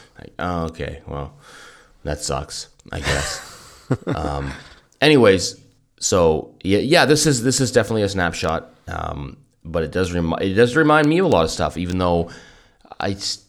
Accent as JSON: {"language": "English", "town": "Kelowna", "region": "British Columbia", "country": "Canada", "tie": "born or raised there", "said": "That is not something that I grew up with in Kelowna"}